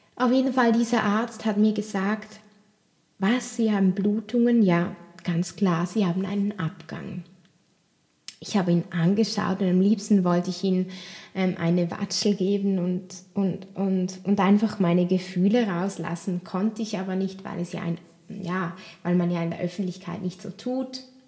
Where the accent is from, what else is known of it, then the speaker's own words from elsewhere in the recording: Switzerland; bei uns, bei uns in der Schweiz